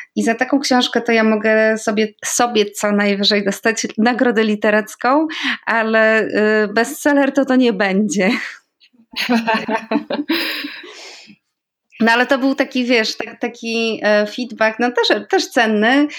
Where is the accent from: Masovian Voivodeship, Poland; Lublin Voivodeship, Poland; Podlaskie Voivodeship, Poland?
Podlaskie Voivodeship, Poland; moved away; also born or lived in Andalusia; z mojego małego podlaskiego miasteczka jeszcze znam trzy inne …, więc tam na Podlasiu, a zwłaszcza w tym regionie, w którym e, się urodziłam i wychowałam